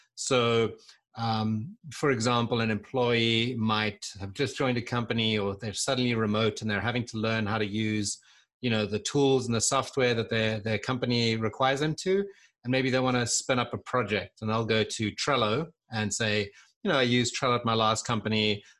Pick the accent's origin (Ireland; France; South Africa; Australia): South Africa; moved away as an adult; also born or lived in London, United Kingdom / Santa Barbara, United States / Seattle, United States; I was born in South Africa